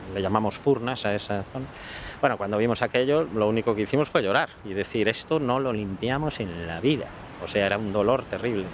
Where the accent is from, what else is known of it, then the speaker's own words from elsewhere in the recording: Corrubedo, Galicia, Spain; estuve en mi pueblo, que es Corrubedo